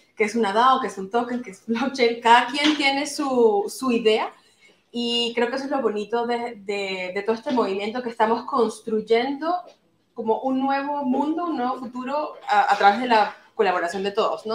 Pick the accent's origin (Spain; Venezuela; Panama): Venezuela; now in Turkey; yo soy venezolana, actualmente vivo en Turquía y estoy de paso aquí en Madrid una semana